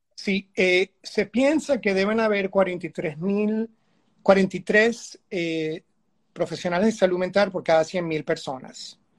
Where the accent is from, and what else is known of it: Venezuela